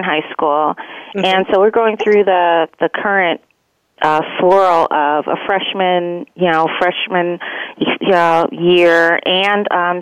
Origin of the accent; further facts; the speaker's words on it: East Orange, New Jersey, United States; also born or lived in Fort Deposit, Alabama / Scotch Plains, New Jersey; I grew up in New Jersey, in East Orange, New Jersey.